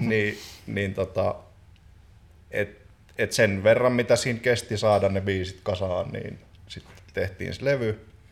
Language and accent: Finnish; Joensuu, North Karelia, Finland